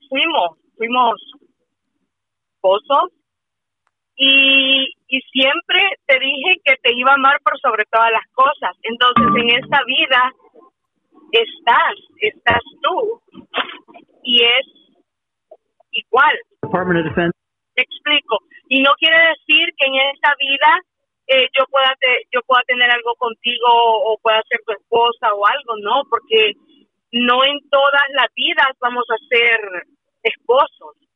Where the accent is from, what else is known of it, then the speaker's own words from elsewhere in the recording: Mexico; Yo, de México.